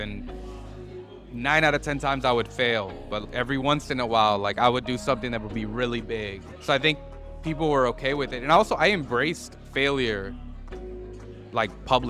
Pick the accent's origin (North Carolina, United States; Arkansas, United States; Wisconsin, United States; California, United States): Wisconsin, United States; Milwaukee; first language Spanish; English is a second language; moved away as an adult; also born or lived in Mexico / Los Angeles; I grew up in Milwaukee, so I'm originally from Milwaukee.